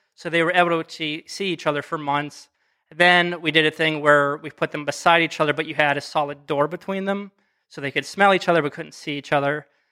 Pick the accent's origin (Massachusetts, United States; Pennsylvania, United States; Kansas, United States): Pennsylvania, United States; western; moved away as an adult; now in Akron, United States; I'm from Pennsylvania, small ti-, town, western Pennsylvania